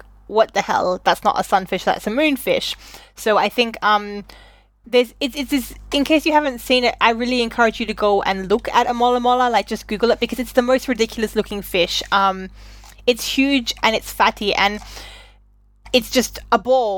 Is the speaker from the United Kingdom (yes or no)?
no; Australia; I was raised and educated in Australia